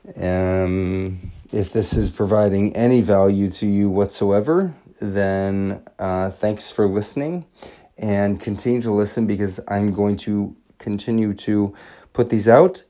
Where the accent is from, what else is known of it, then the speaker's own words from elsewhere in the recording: Everett, Washington, United States; now in Los Angeles, United States; I am from Everett, Washington, originally